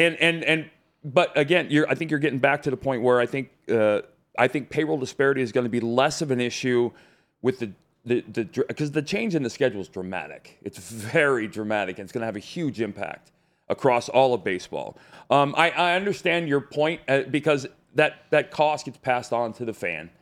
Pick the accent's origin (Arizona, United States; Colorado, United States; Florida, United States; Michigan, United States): Arizona, United States; now in Nashville, United States; I grew up in Arizona